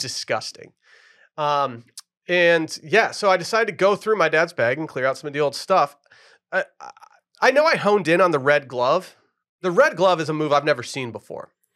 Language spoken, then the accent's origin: English; Harbor Springs area, Michigan, United States; moved away; Harbor Point Golf Course, my hometown course growing up, just did laps on that as a kid